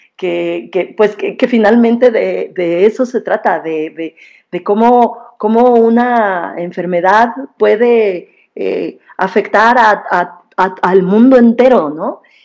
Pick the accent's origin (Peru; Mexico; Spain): Mexico; somos mexicanos